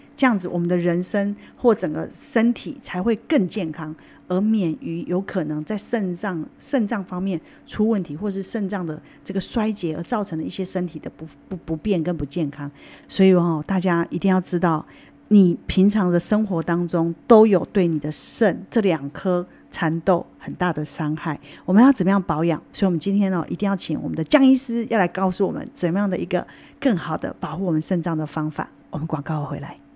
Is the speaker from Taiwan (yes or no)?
yes; Taiwan; 造成我们台湾人洗肾